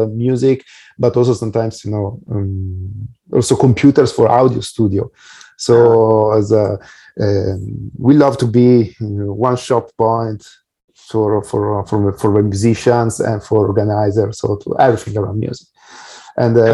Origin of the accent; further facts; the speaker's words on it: Italy; I'm from Italy, but I also have done business in Europe and US as well